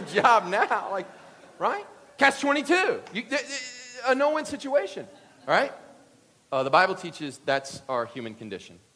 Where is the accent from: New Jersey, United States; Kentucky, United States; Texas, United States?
Kentucky, United States; I'm from Kentucky